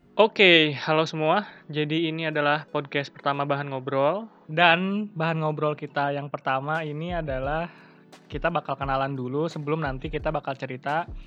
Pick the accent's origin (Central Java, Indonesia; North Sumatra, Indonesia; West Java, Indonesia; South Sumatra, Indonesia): West Java, Indonesia; Bandung; moved away as an adult; now in Yogyakarta, Indonesia; Aku dari Bandung asalnya.